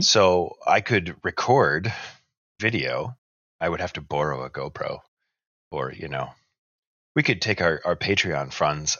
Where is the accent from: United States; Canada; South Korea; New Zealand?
Canada; We're even Canadian